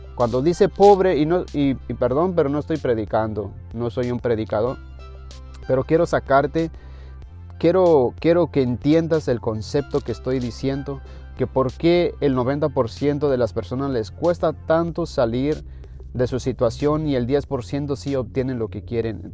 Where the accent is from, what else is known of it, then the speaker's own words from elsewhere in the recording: Mexico; moved away; yo soy mexicano